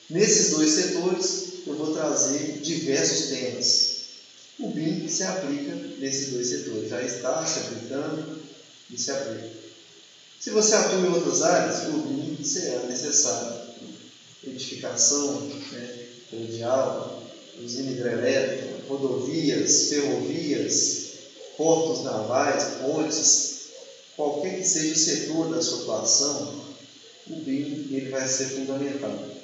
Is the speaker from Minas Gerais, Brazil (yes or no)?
yes; Minas Gerais, Brazil; eu sou de Minas Gerais